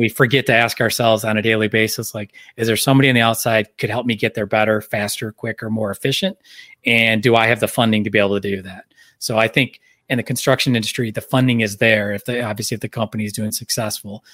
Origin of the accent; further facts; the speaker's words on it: Michigan, United States; moved away; I grew up here in Michigan, kinda coming back to where, where my life was and where my home is